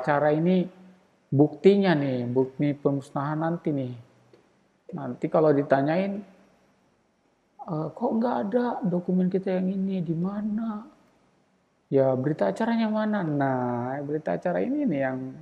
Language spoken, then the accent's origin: Indonesian; Baubau, Southeast Sulawesi, Indonesia; also born or lived in Central Java; di tempatku juga di Kota Bau-Bau